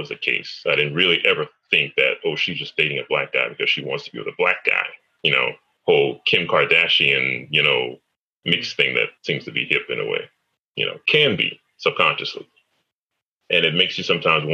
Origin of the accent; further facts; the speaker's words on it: United States; I'm from America, bro. I speak English